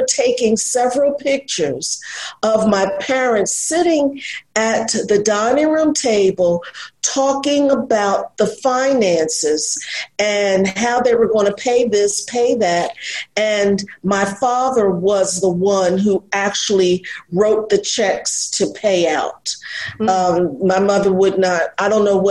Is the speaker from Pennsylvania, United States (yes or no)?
yes; Philadelphia, Pennsylvania, United States; I was born and raised in Philadelphia